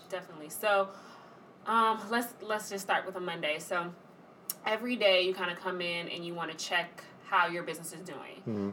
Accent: Atlanta, Georgia, United States; moved away as an adult; also born or lived in Washington, D.C.; now in New York, United States; born and raised in Atlanta

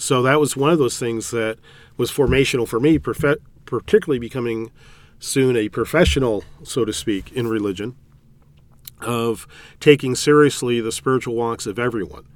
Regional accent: California, United States; moved away as an adult; also born or lived in Chicago area / Indianapolis, Indiana; now in Indianapolis area, United States; I grew up in California

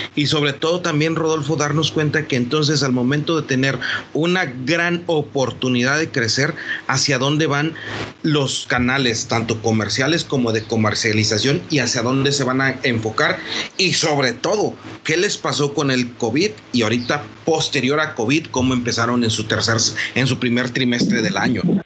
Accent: Mexico; como mexicanos

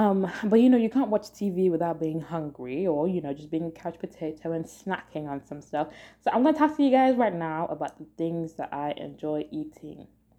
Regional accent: Nigeria; because I'm a Nigerian, well, I'm a Yoruba person

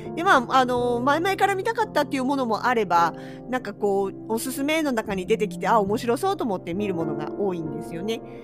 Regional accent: Hokkaido, Japan; 同じ北海道民として

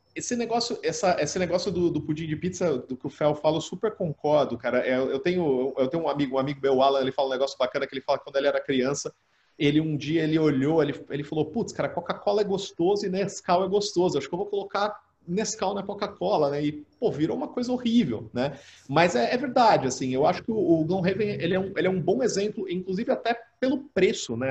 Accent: Catanduva, São Paulo, Brazil; sou nascido em Catanduva, né? E aqui, assim, como toda, como toda boa cidade do interior ali nos anos 90

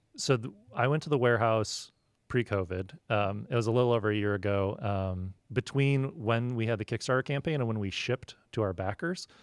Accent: Midwest, United States; now in San Diego, United States; I grew up in the Midwest

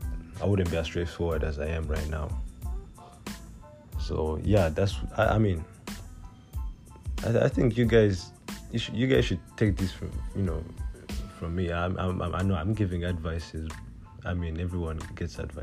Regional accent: Rwanda; first language Kinyarwanda; English is a second language; I'm Rwandan

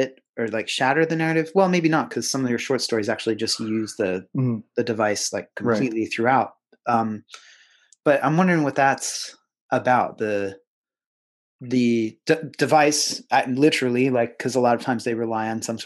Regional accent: Pennsylvania, United States; where I grew up in Pennsylvania

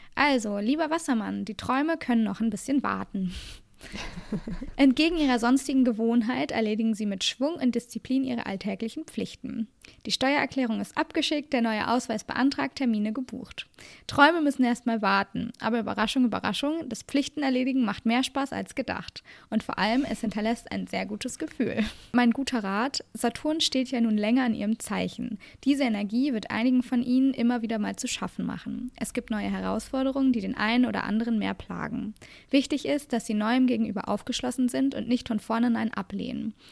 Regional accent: Germany; bei uns in Deutschland

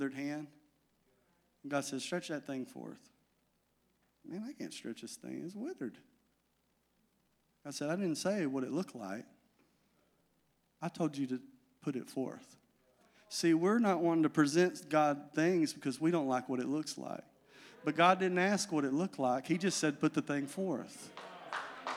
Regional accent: Magnet Cove, Arkansas, United States; I'm from Magnet

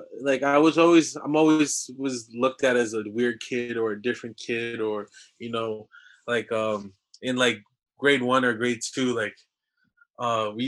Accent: Ajax, Ontario, Canada; also born or lived in Austria; I'm from Ajax, Ontario. You know, I wouldn't say born and raised, but I was raised there. I was born in Austria

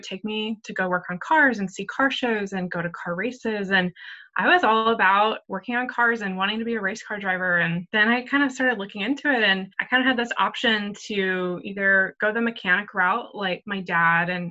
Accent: Nebraska, United States; I grew up in Nebraska

